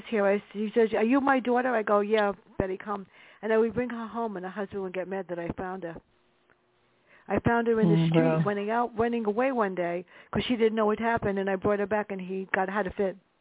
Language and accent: English; New York City, New York, United States; me growing up in the South Bronx.